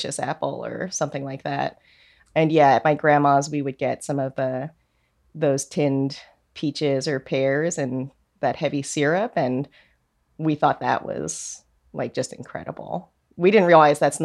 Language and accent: English; New York, United States; also born or lived in South Korea; I was born in Korea, and then I was adopted to an Irish Catholic family in New York when I was an infant